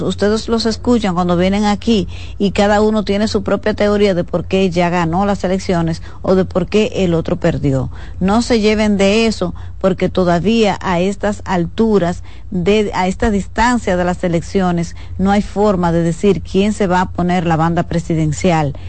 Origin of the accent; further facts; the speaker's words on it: Dominican Republic; somos los dominicanos